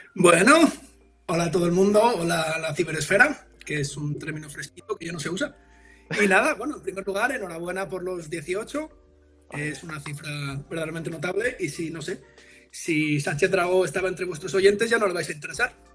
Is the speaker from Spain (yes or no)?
yes; Madrid, Community of Madrid, Spain; moved away; Yo soy del barrio del Pilar, ¿no? Del. Al norte, los que conozcáis Madrid